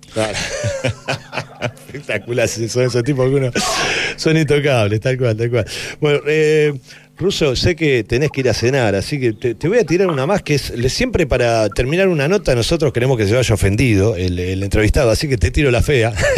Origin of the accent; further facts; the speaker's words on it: Hurlingham, Buenos Aires, Argentina; Yo nací en la calle Tres Argentos, ahí nomás, a dos cuadras.